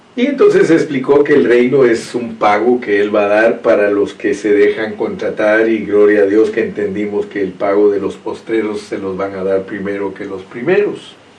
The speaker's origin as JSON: {"language": "Spanish", "country": "Guatemala", "said": "soy un chapín, así hablan los chapines, dicen hijuela"}